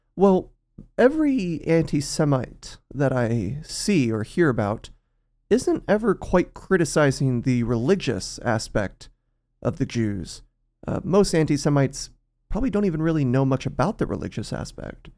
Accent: South Texas, United States; growing up in South Texas

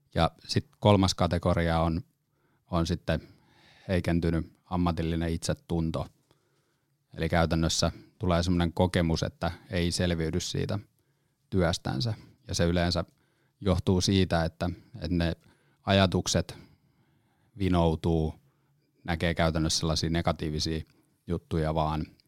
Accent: Lempäälä, Pirkanmaa, Finland; now in Helsinki metropolitan area, Finland; alun perin tuun Lempäälästä ja sitten tänne, tota, pääkaupunkiseudulle tullut ihminen

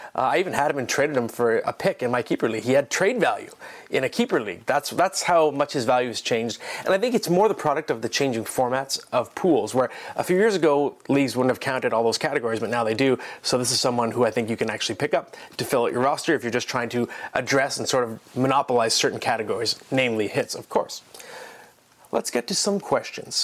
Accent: Ottawa, Ontario, Canada; now in Toronto, Canada; I am in Ottawa in a hotel room. This is my hometown, by the way, born here.

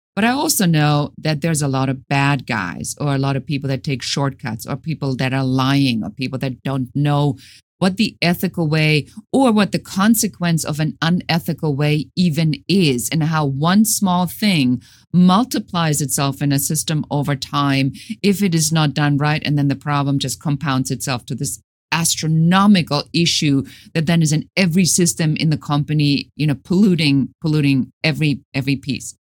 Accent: Germany; moved away as an adult; now in United States; Originally, I'm from Germany.

